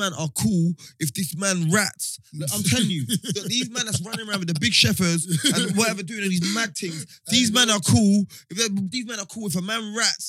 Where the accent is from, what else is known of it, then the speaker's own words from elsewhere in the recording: London, United Kingdom; we're from Fields, yeah?